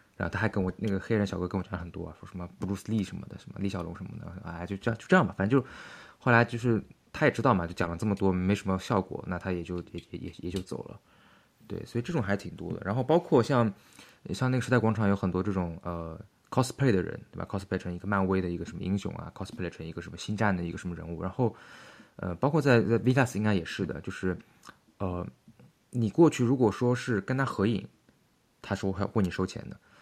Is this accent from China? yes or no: yes; China; 我是中国来的